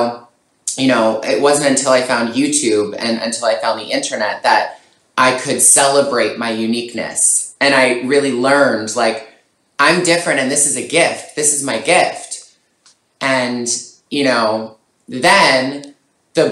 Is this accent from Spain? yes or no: no; Toronto, Ontario, Canada; moved away; also born or lived in Montreal; growing up in Toronto, which I miss so much, I can't wait for this to be over so I can come back home.